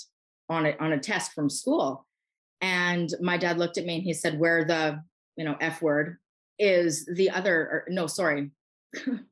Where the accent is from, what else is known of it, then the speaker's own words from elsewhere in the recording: Canada; I'm a Canadian. I live on the East Coast of Canada.